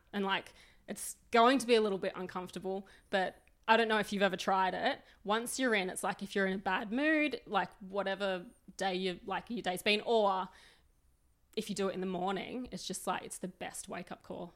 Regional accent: Sydney, New South Wales, Australia; moved away as an adult; now in Melbourne, Australia; I grew up in New South Wales. I grew up in very working class Western suburbs.

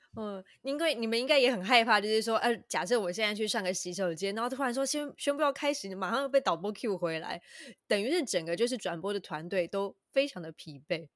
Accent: Taiwan; 我们台湾人

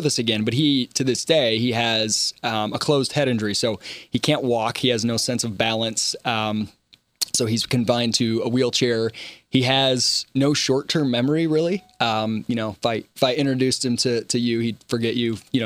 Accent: Michigan, United States; now in Charleston, United States; growing up in Michigan

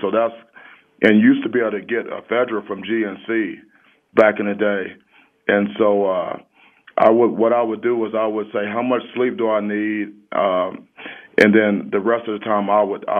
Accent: Cleveland, Ohio, United States; I'm from Cleveland, Ohio

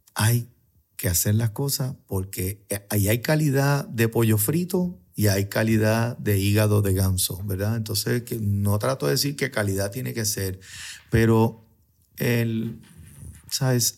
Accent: San Juan, Puerto Rico; Yo soy de Río Piedra

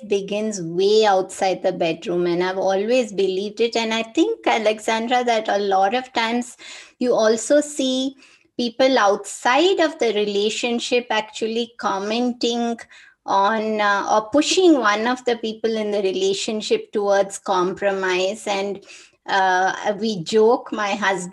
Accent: India; as an Indian woman

